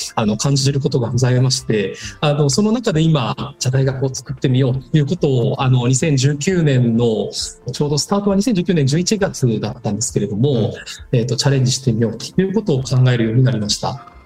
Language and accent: Japanese; Takayama, Gifu, Japan; 自分の故郷を見返したらですね、日本一高山市というのは実は山林がすごく多い自治体